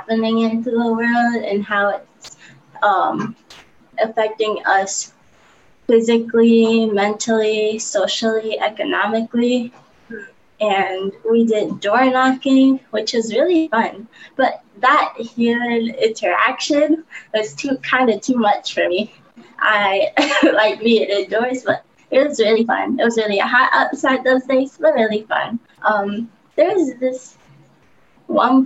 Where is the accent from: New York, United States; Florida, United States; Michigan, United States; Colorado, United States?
Michigan, United States; Detroit; I'm from Detroit.